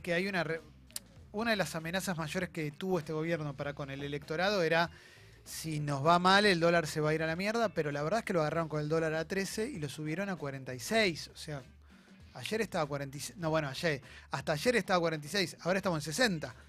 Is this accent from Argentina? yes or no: yes; Argentina; somos personas que somos argentinos argentinos, argentinas